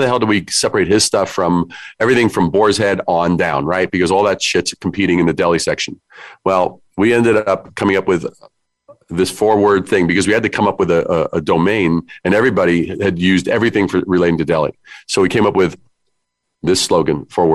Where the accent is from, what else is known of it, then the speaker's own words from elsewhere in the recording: New York City, New York, United States; I am from New York. I'm a Brooklyn kid